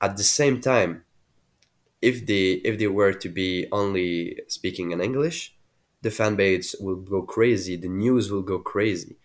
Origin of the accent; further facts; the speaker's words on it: Quebec, Canada; I am from Quebec